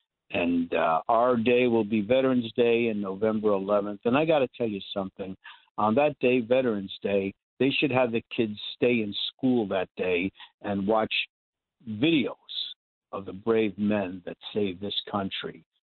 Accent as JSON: {"language": "English", "region": "New York", "country": "United States", "tie": "born or raised there", "said": "growing up in Brooklyn, that our teachers at PS 75 were all World War II veterans."}